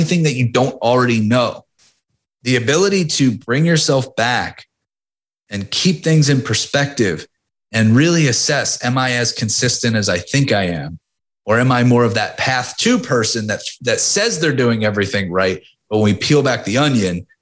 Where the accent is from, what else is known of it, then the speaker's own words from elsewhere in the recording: Philadelphia, Pennsylvania, United States; you always root against Boston as a Philadelphian